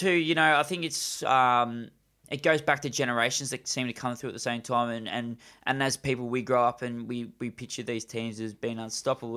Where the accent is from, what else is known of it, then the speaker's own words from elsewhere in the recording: Australia; as an Australian